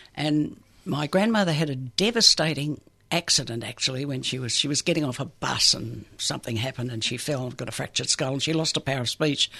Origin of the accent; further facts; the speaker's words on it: Perth, Western Australia, Australia; I grew up in Western Australia